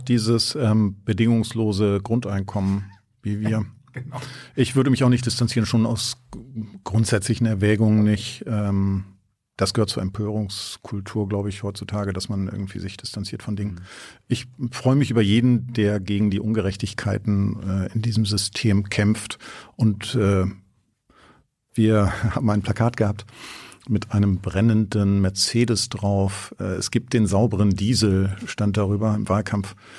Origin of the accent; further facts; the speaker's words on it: Germany; Als Deutscher